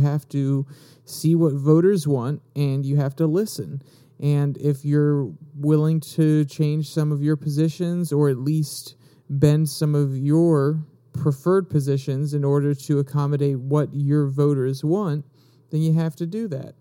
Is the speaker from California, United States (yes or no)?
no; Virginia, United States; Virginia! That's my home state.